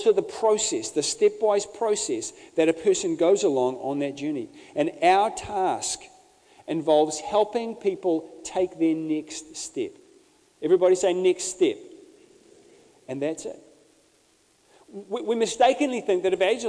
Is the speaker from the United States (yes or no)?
no; Bay of Plenty, New Zealand; I grew up in the Bay of Plenty